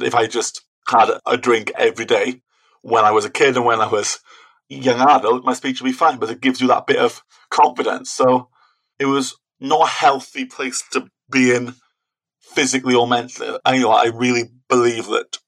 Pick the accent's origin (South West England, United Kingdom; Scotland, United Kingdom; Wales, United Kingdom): Wales, United Kingdom; I'm from Wales, I had to do speaking Welsh exams as well